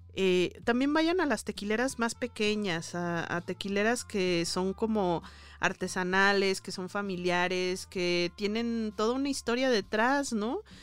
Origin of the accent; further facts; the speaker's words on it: Jalisco, Mexico; moved away; also born or lived in Mexico City; allá en mi tierra, en Jalisco